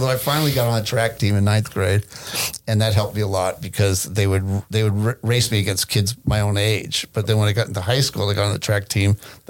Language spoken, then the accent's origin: English; Hewlett, New York, United States; moved away as an adult; also born or lived in Nyack, New York / Valley Stream, New York; now in Southern California, United States; my parents moved when I was in third grade, and we moved to the district where they taught. So we moved from Valley Stream to Hewlett, and we lived in apartments there.